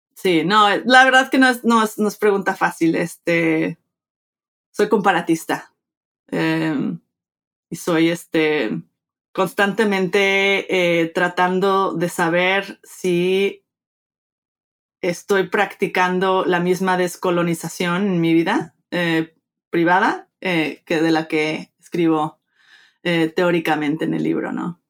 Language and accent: Spanish; Mexico; moved away; me crié en México, este, padre mexicano, de madre americana, crecí bilingüe, bicultural